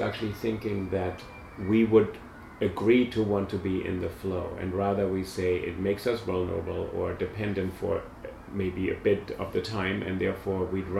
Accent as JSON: {"language": "English", "country": "Germany", "tie": "born or raised there", "moved": "yes", "said": "as a white man. I grew up in Germany."}